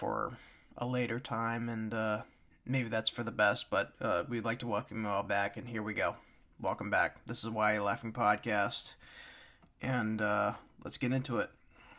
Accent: Tanglewood, United States; I mean, I grew up in Tanglewood, ladies and gentlemen, and in Tanglewood, at that point in time in the 90s, it was hit or miss.

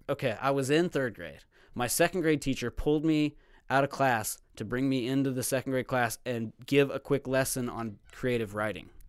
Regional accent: Platte City, Missouri, United States; also born or lived in Texas; Platte City, Missouri. I was born in Texas

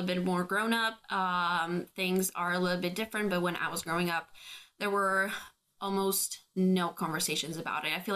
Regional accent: Albania; we were three young girls growing up in Albania in an extremely patriarchal society

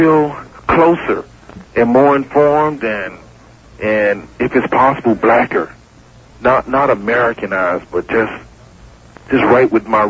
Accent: Miami, Florida, United States; I'm from Liberty City.

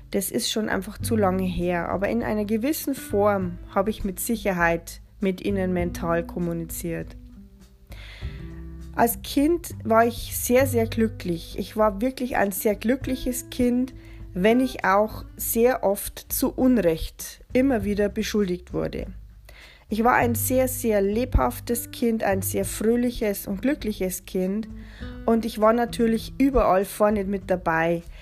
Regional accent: Bavaria, Germany; Ich bin 1976 in Bayern geboren, in der schönen Oberpfalz. Den größten Teil meines Lebens habe ich auf dem Bauernhof verbracht, auf dem meine Mutter geboren ist.

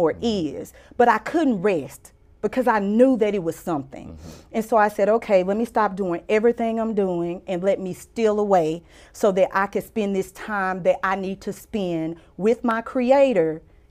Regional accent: Mansfield, Louisiana, United States; I was a little girl who was born in Mansfield, Louisiana.

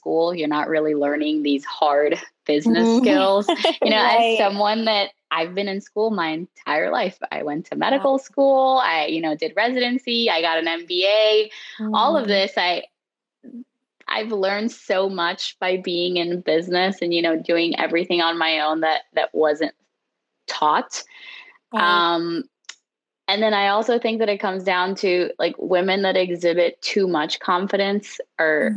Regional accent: Miami, Florida, United States; now in Fort Myers, United States; I grew up in Miami, Florida, and I currently live in Fort Myers, Florida

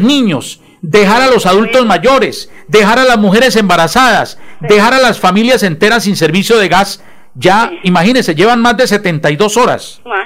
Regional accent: Bucaramanga, Santander, Colombia; de Bucaramanga, mi tierra amada y querida

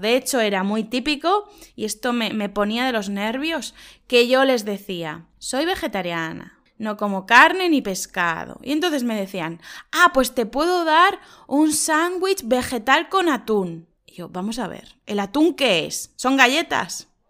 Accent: Spain; also born or lived in Murcia; siempre he vuelto a mi pueblo, porque en España sabéis que somos personas muy familiares

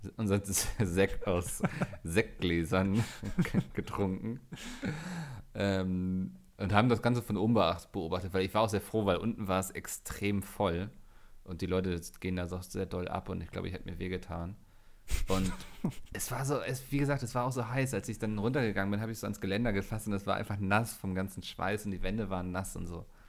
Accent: Northern Germany, Germany; als Norddeutscher

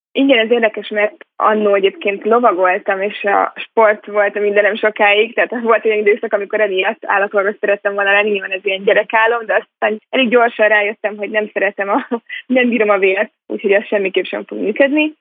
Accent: Hungary; also born or lived in Munich / Los Angeles; már gyerekkoromban itthon Magyarországon egy amerikai iskolába jártam

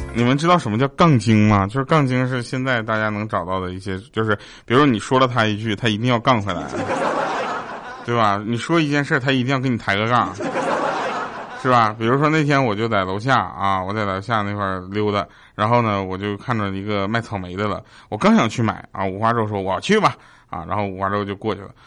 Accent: Northeast China, China; accent: Northeastern (Dongbei); 我跟佳琪，我们两个的东北口音其实就不太一样

